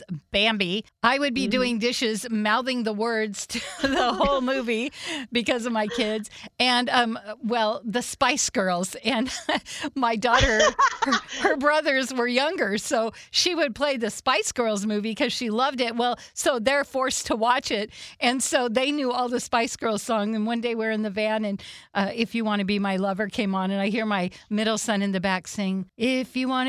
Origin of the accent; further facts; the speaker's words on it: Whidbey Island, Washington, United States; I grew up on Whidbey Island, and then I raised my kids there